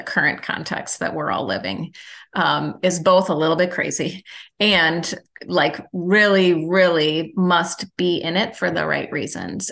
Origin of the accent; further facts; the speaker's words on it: Milwaukee, Wisconsin, United States; also born or lived in Illinois; I'm from Milwaukee